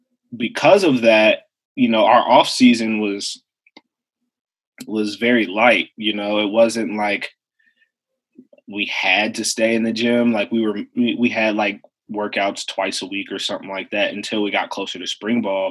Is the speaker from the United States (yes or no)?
yes; Evanston, Illinois, United States; I grew up in Evanston, Illinois, which is a north suburb of Chicago